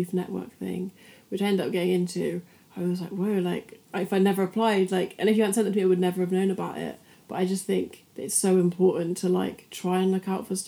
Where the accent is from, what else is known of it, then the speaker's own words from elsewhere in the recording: Bristol, South West England, United Kingdom; also born or lived in France; we've grown up in England